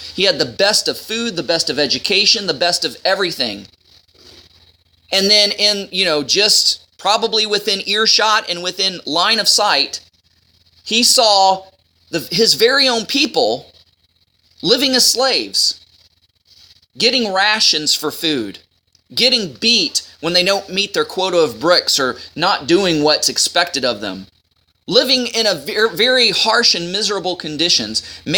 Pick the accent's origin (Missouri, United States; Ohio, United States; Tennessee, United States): Ohio, United States; I come from Ohio